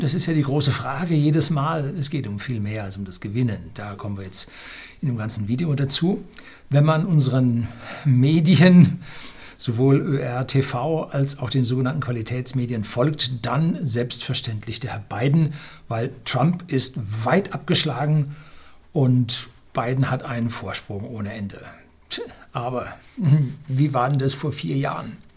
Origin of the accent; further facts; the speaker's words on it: Southern Germany, Germany; bei uns in Süddeutschland